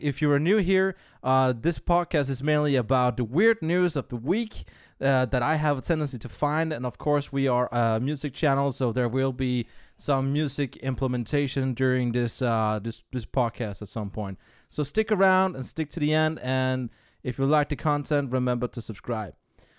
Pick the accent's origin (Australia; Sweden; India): Sweden; now in New Zealand; It's kind of funny that I've been living here since in 1994. I'm originally from Sweden. So I should know these things.